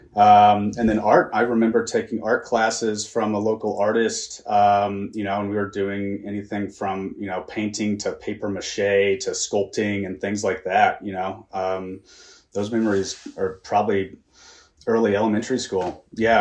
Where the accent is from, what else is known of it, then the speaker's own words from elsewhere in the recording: Kansas City, United States; I was born and raised in the Midwest in Kansas City